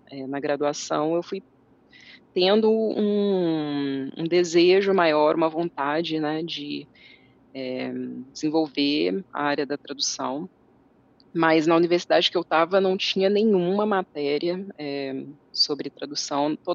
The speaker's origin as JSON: {"language": "Portuguese", "town": "Coronel Fabriciano", "region": "Minas Gerais", "country": "Brazil", "tie": "born or raised there", "also_born_or_lived": "Timóteo / Belo Horizonte", "said": "Eu sou mineira do interior de Minas. Eu nasci em uma cidade chamada Timóteo e eu cresci em Coronel Fabriciano, que é a cidade onde eu estou agora"}